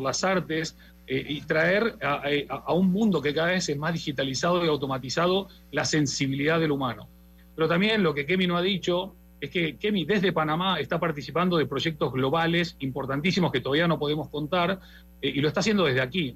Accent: Argentina; yo como argentino

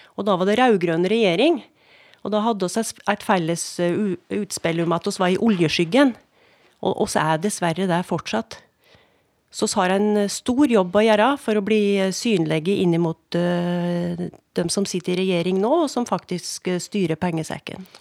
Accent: Skjåk, Innlandet, Norway; jeg sjøl er jo voksen opp på gard

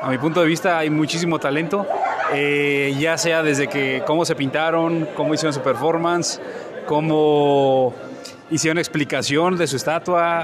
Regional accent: Guanajuato, Mexico; somos guanajuatenses

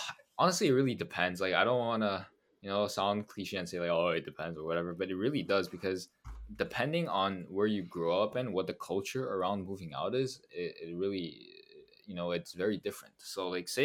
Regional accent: Montreal, Quebec, Canada; one school is in Montreal, is in like my hometown

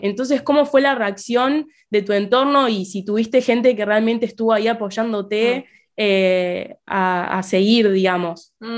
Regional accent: Argentina; yo como fiel argentina

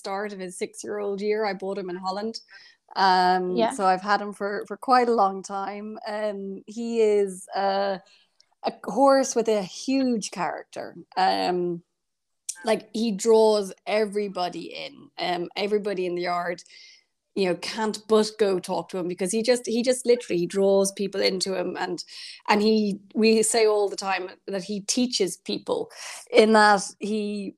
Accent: Kilteel, County Kildare, Ireland; I grew up in Kildare in Ireland, in a village called Kilteel. On the family farm.

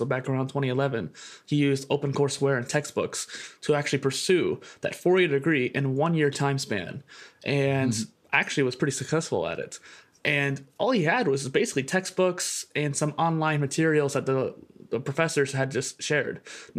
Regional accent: Midwest, United States; So I grew up in the Midwest in a college town. With a lot of colleges in my area, there was a lot of modernness to it.

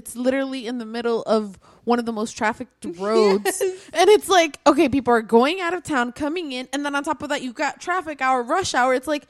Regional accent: Broward County, Florida, United States

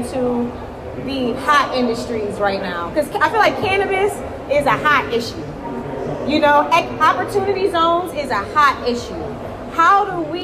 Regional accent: New York, United States; I'm from New York State

